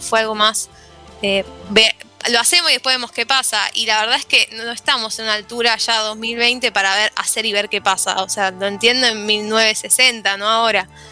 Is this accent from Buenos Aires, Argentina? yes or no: yes; Buenos Aires, Argentina; lo que somos los porteños